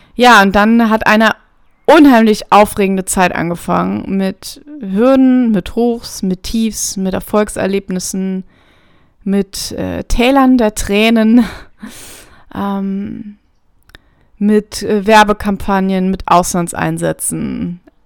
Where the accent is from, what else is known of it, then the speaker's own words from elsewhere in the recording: near Trier, Rhineland-Palatinate, Germany; ich komme ursprünglich aus der Nähe von Trier, das liegt an der Grenze zu Luxemburg